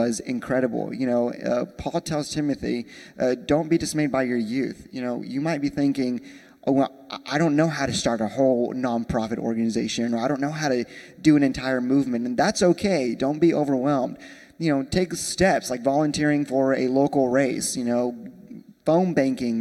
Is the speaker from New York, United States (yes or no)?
no; Lubbock, Texas, United States; I'm from Lubbock, Texas, small town in West Texas